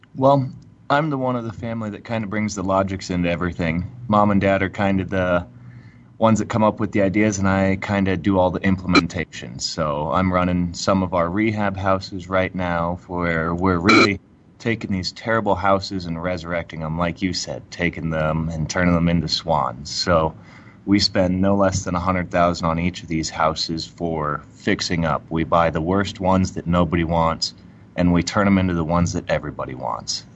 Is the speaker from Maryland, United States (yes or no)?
no; Friendswood, Texas, United States; also born or lived in Houston, Texas; now in Denver, United States; I was born in Houston and we grew up over in um, by Pearland